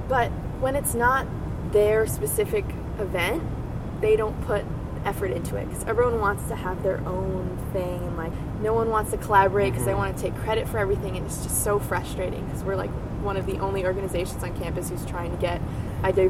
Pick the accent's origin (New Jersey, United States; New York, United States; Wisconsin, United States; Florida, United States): New York, United States; growing up in New York.